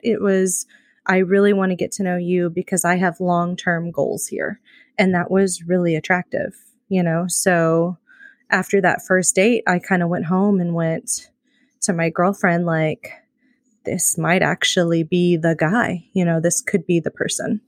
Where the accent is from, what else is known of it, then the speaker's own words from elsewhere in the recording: Midwest, United States; moved away as an adult; now in California, United States; I'm originally from the Midwest